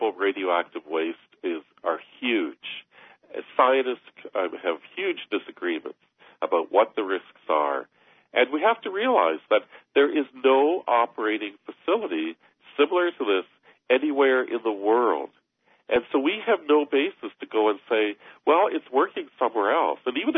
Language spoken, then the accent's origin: English; Harriston, Ontario, Canada; I was raised in Harrison.